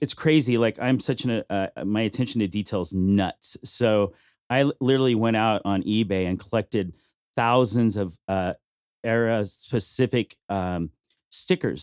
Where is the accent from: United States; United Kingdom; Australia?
United States; Bakersfield, California; now in Las Vegas, United States; I grew up in Bakersfield